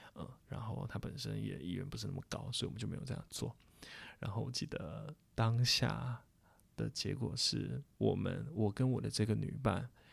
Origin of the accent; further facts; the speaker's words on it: Taipei, Taiwan; 我们台北人，我们就回台北